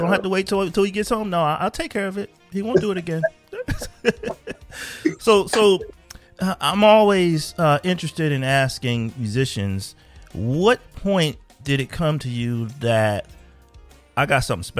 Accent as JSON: {"language": "English", "town": "Philadelphia", "region": "Pennsylvania", "country": "United States", "tie": "born or raised there", "also_born_or_lived": "Germany", "moved": "as an adult", "said": "I'm from Philadelphia"}